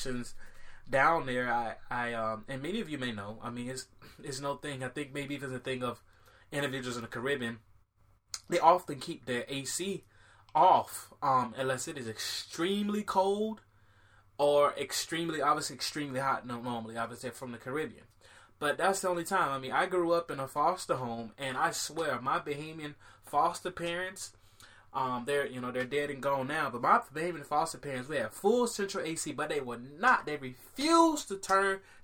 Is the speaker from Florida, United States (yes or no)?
yes; Miami, Florida, United States; when I was growing up in Miami